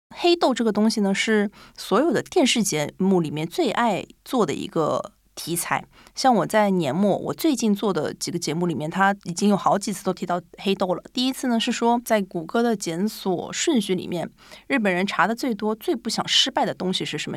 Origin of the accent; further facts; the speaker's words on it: Shanghai, China; now in Japan; 虽然我是上海人